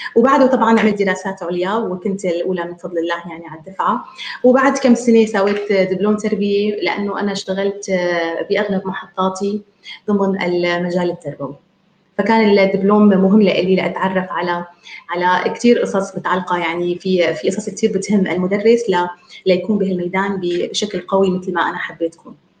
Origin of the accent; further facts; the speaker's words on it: Damascus, Damascus Governorate, Syria; من دمشق آه، سوريا